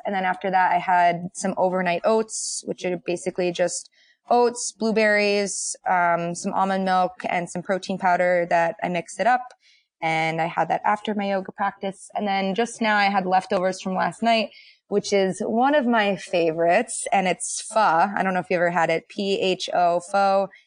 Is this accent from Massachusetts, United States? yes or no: yes; Boston, Massachusetts, United States; moved away as an adult; now in Cincinnati, United States; I'm from the East Coast. I'm from Boston